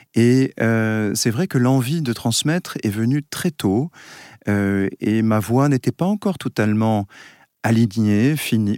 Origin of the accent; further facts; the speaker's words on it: Basque Country, Nouvelle-Aquitaine, France; je viens du Pays Basque, on chante dans les villages